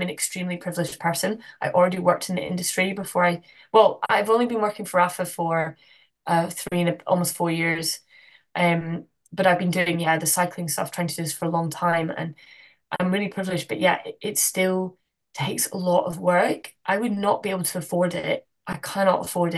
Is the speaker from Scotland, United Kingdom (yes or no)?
yes; Glasgow, Scotland, United Kingdom; now in Amsterdam, Netherlands; I'm from Glasgow originally.